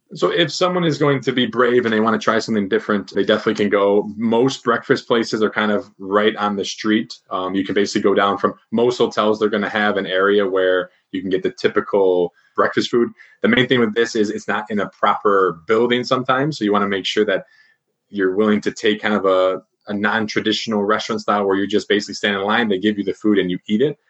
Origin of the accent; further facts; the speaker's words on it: Chicago, Illinois, United States; moved away as an adult; also born or lived in Beijing, China; I'm from Chicago and lived in Beijing for quite some time.